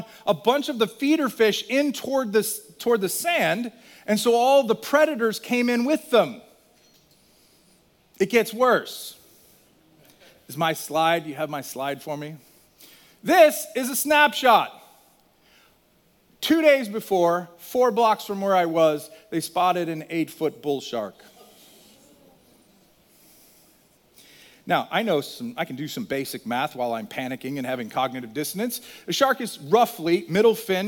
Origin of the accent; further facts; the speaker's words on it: Virginia, United States; moved away; I grew up in Virginia for 10 years